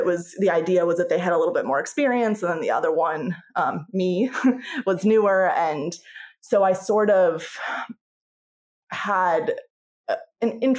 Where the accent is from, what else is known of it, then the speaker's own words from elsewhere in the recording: Pennsylvania, United States; moved away as an adult; I'm from Pennsylvania, and they call it TSSing